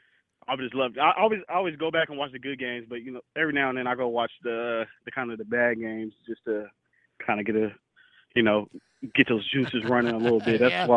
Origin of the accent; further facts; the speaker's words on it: Hayward, California, United States; now in Sacramento, United States; I'm from the Bay. I'm from Hayward.